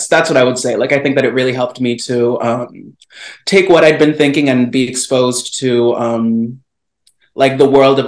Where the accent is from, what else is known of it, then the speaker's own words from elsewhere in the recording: Chicago, Illinois, United States; moved away as an adult; also born or lived in Houston, Texas; now in Washington, DC, United States; I grew up in Chicago and the suburbs